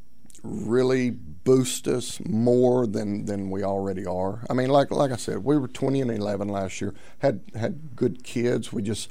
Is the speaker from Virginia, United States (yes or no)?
no; Bradley, Arkansas, United States; where I grew up in Bradley, Arkansas.